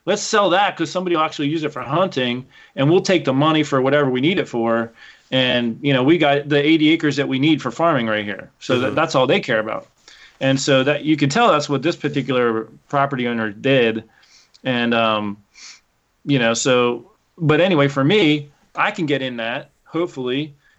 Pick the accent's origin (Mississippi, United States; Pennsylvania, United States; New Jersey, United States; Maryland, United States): Pennsylvania, United States